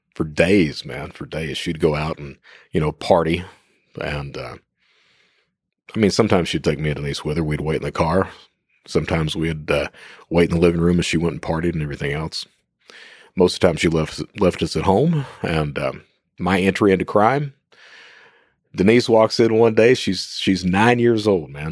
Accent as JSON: {"language": "English", "region": "Eastern Kentucky", "country": "United States", "said": "I'm from Eastern Kentucky"}